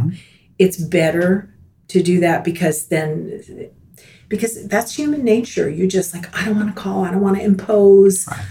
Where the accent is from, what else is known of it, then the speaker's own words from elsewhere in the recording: Miami, Florida, United States; now in Tallahassee, United States; I grew up in Miami uh, born and raised, a native Floridian